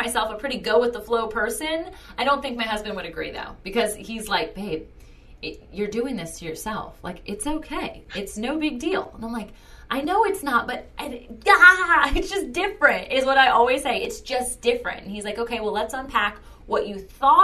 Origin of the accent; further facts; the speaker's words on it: Virginia Beach, Virginia, United States; I am born and raised in Virginia Beach, Virginia, and I am not going anywhere